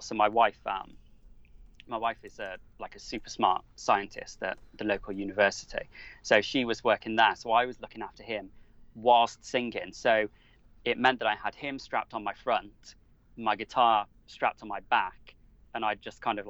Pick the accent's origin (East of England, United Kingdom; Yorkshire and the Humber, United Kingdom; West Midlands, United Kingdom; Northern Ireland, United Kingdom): West Midlands, United Kingdom; Wolverhampton; now in Devon, United Kingdom; I grew up in Wolverhampton, which is smack bang in the middle of the country